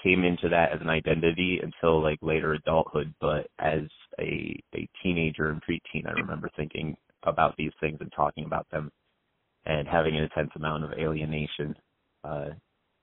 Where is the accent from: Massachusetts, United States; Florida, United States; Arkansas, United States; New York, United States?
New York, United States; Oneonta; I grew up in Center State, New York, in Oneonta